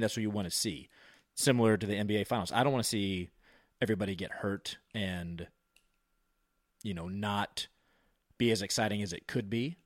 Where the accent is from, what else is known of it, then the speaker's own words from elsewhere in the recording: Virginia, United States; My buddy Omar, we grew up in Virginia